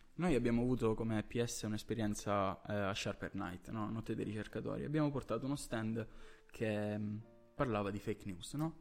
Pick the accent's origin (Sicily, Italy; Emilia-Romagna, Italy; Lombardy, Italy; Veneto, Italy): Sicily, Italy; Catania; noi siamo siciliani, ehm, eh, di Catania